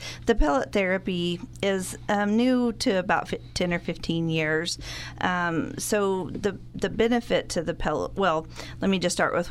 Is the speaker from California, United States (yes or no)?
no; Borger, Texas, United States; now in Amarillo, United States; I was born and raised in Borger, haven't made it very far. I live in Amarillo now